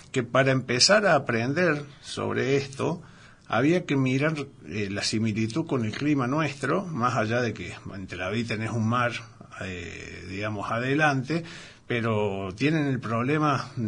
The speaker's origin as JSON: {"language": "Spanish", "region": "San Juan", "country": "Argentina", "said": "Y allá me dicen que soy, cuando voy a mis pagos, soy sanjuanino."}